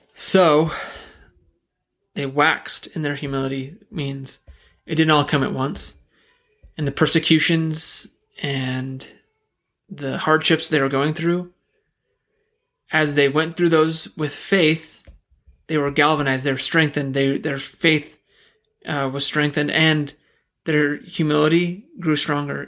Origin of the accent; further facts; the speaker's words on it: United States; as an American